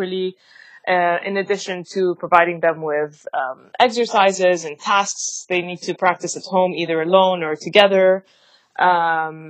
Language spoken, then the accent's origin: English; Lebanon; moved away as an adult; also born or lived in London, United Kingdom / Dubai, United Arab Emirates; now in New York, United States; I'm Lebanese, and I grew up in Lebanon.